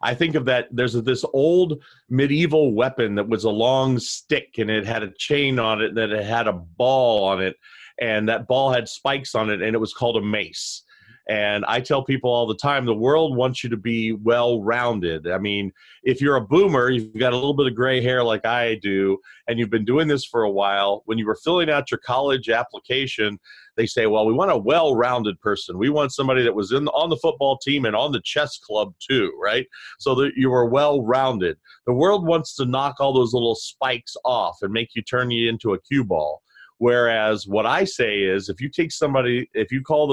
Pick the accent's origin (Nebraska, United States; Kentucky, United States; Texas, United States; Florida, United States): Kentucky, United States; Louisville; I was born and raised in Louisville, Kentucky